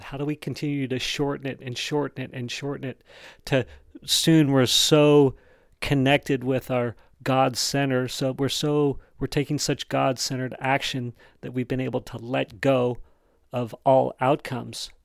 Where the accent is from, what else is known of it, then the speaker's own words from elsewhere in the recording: Wyoming, United States; accent: Wyoming English; I actually grew up in Wyoming